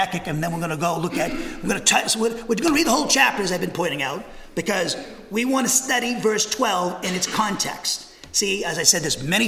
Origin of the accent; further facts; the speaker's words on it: New England, United States; now in Huntsville, United States; I come from New England